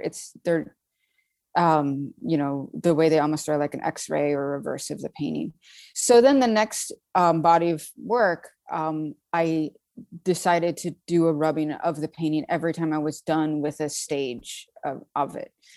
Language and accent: English; Saint Paul, Minnesota, United States; moved away as an adult; now in Brooklyn, New York, United States; I'm from Saint Paul, and there's pretty good, when I, in the eighties, pretty good education system there. I went to a great public school